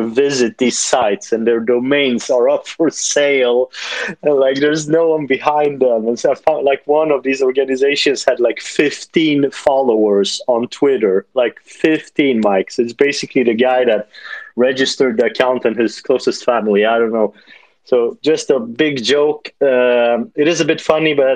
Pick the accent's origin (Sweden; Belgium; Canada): Sweden; I am from Sweden